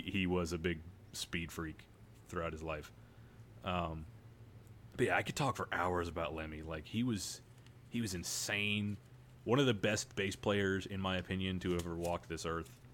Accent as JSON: {"language": "English", "country": "United States", "said": "I'm an American"}